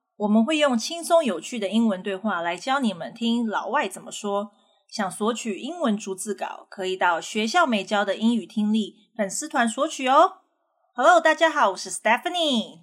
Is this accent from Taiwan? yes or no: yes; Taiwan; 我们台湾人